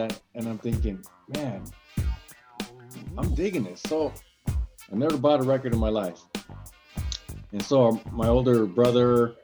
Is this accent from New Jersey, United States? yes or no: no; San Diego, California, United States; I was born and raised here in San Diego.